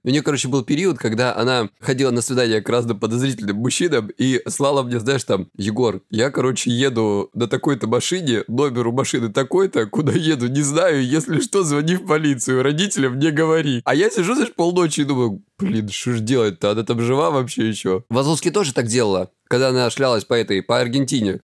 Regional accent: Krasnodar Krai, Russia; я с Кубани

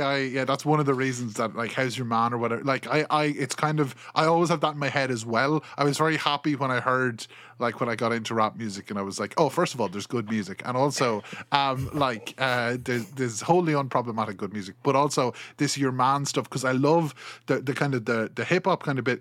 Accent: Ireland; accent: Kilkenny; I'm from Ireland

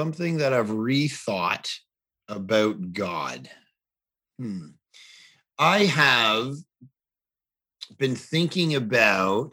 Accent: Canada; as a Canadian

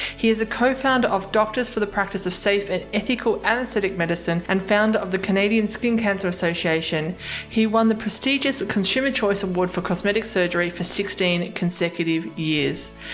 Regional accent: Australia; I'm an Aussie

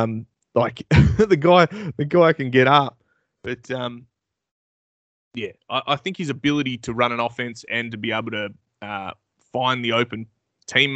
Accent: Australia; as an Australian

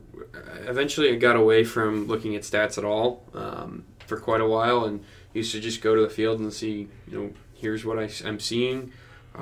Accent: New Jersey, United States; I grew up in New Jersey

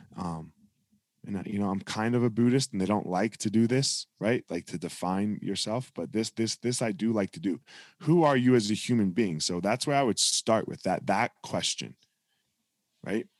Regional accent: New Jersey, United States; I grew up in South Jersey

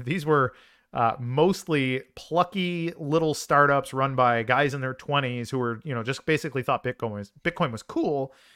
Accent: Chicago, Illinois, United States; I'm a Chicagoan by uh, by birth

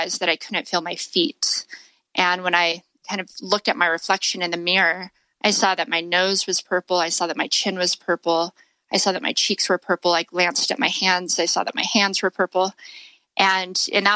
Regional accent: Las Vegas, Nevada, United States; I grew up in Las Vegas

